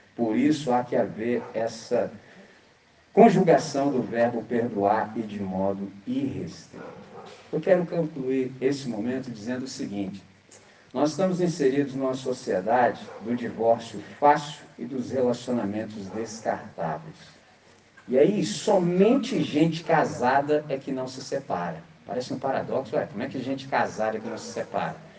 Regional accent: Brazil; nós que somos brasileiros

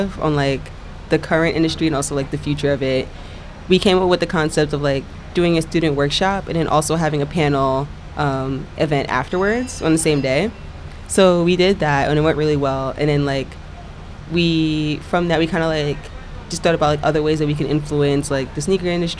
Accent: Long Island, New York, United States; both of us, we grew up out on Long Island, so, like, not in the city

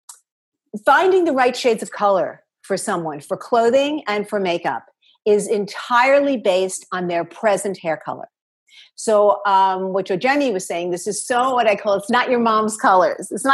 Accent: New York City, New York, United States; I am from New York City and both my parents were in the garment district.

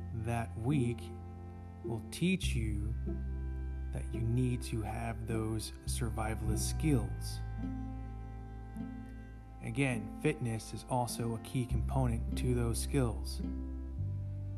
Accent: the North, United States; Growing up in the North

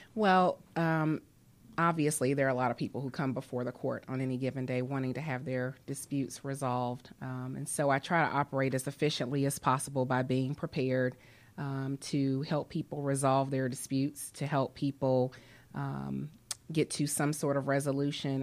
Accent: Atlanta, Georgia, United States; also born or lived in New York / New Orleans; I grew up here in Atlanta

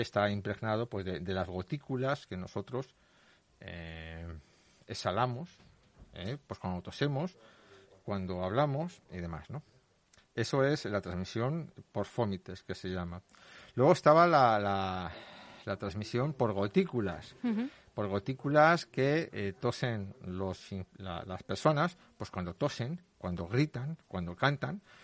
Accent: Leganés, Community of Madrid, Spain; los leganenses somos y los madrileños y los españoles

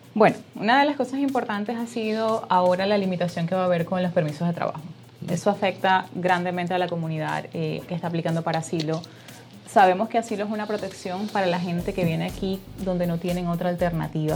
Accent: Venezuela; now in United States; yo soy de Venezuela

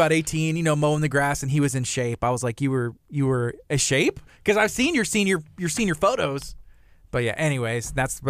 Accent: La Marque, Texas, United States; now in League City, United States; I grew up in Lamarck. I live in Leak City.

